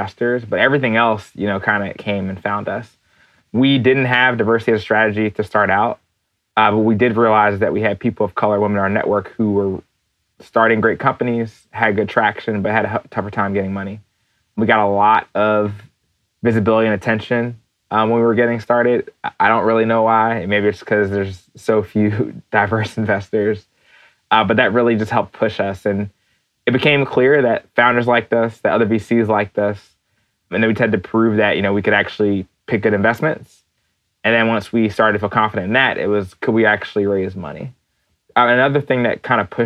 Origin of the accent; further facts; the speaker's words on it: New Jersey, United States; moved away as an adult; now in New York City, United States; I grew up in New Jersey, a little bit outside of Philadelphia